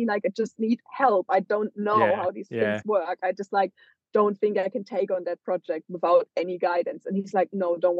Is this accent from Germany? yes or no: yes; Germany; moved away as an adult; now in Australia; from Germany